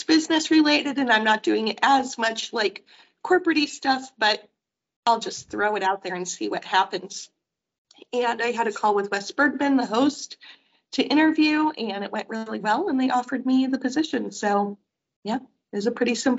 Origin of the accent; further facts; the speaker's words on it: Michigan, United States; moved away; I grew up in Michigan